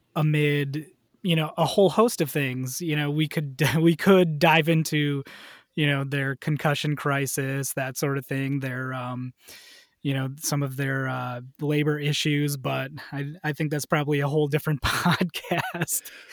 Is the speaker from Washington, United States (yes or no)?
no; Wisconsin, United States; I grew up in Wisconsin